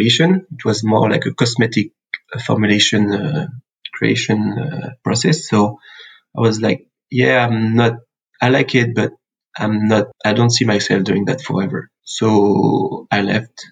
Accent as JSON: {"language": "English", "town": "Sancerre", "region": "Centre-Val de Loire", "country": "France", "second_language": "English", "said": "I'm from France, a little town in the middle of nowhere. It's called Sancerre"}